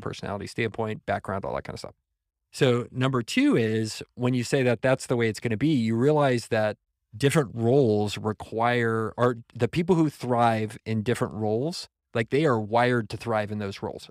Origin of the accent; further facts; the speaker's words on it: San Antonio, Texas, United States; moved away as an adult; also born or lived in San Francisco Bay Area; I was from San Antonio